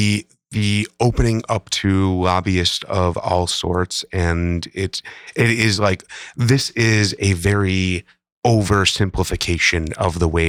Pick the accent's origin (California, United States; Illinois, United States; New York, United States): Illinois, United States; Chicago; growing up in Chicago and hearing the stories about the old school machine.